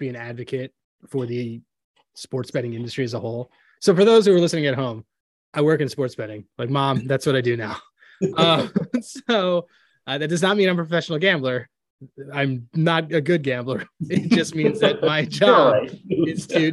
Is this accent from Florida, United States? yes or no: no; Philadelphia, Pennsylvania, United States; I'm from Philly